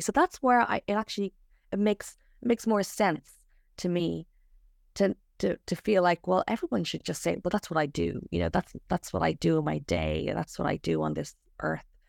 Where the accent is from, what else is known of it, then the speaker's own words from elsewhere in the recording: Ireland; now in Australia; I'm from Ireland